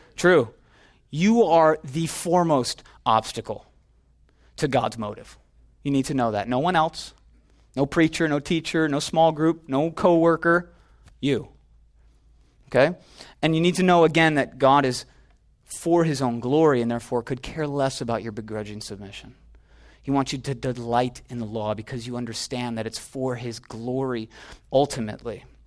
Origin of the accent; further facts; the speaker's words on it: Illinois, United States; now in Los Angeles, United States; I'm from Illinois